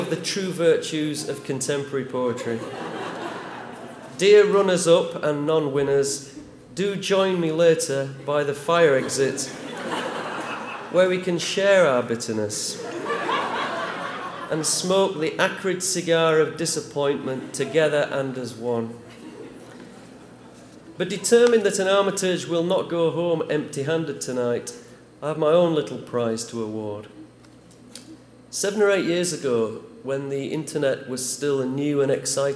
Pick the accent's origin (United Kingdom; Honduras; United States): United Kingdom; Huddersfield, Yorkshire and the Humber; born or raised there